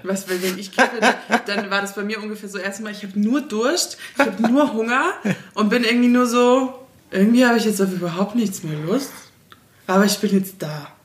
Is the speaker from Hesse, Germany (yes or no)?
no; Southern Bavaria, Germany; ich bin im Südbayern aufgewachsen